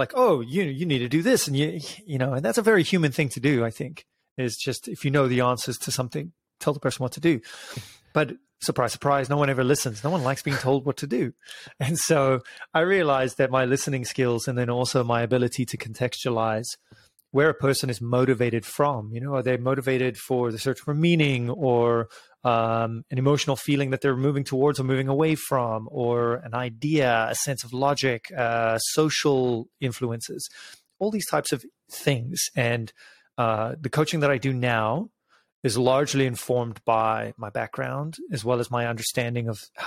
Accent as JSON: {"language": "English", "country": "South Africa", "also_born_or_lived": "United Kingdom", "moved": "as an adult", "said": "I'm originally from South Africa, moved to the UK when I was 20"}